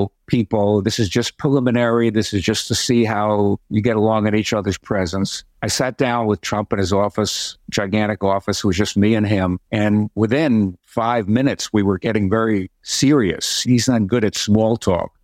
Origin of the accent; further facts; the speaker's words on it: New York City, New York, United States; I was from the Bronx and went to Catholic schools and went to Fordham